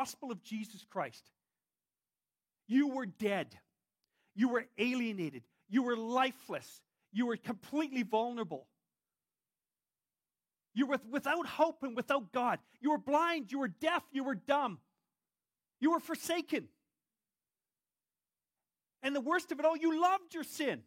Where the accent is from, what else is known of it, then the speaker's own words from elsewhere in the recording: Whitehorse, Yukon, Canada; I'm still a Canadian. I have a passport that says it. I was born in Whitehorse, Yukon